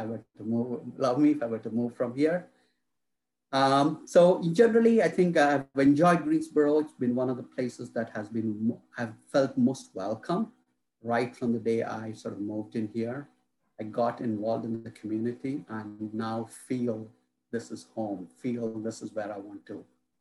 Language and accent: English; India; now in North Carolina, United States; I'm originally from India. And through my career, I have moved around different parts of the country, different parts of the world.